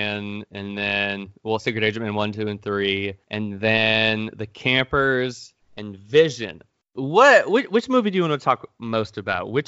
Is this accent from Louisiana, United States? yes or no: no; Blountstown, Florida, United States; I grew up in Bluntstown, Florida